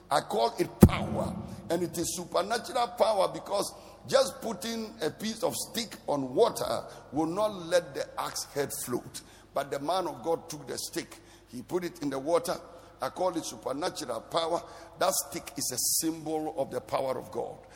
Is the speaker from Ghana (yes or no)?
yes; Bolgatanga, Upper East, Ghana; So maybe I grew up in Bolgatanga. That is where my life started.